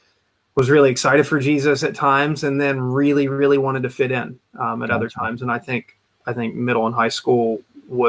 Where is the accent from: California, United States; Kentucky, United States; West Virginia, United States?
West Virginia, United States; Huntington; I grew up just outside of Huntington, West Virginia, which is where Marshall University is